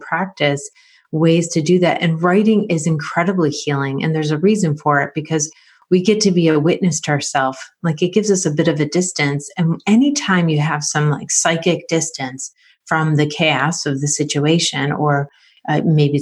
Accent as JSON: {"language": "English", "town": "Rochester", "region": "New York", "country": "United States", "said": "I'm from Rochester, New York, and I've been a family therapist for over 20 years"}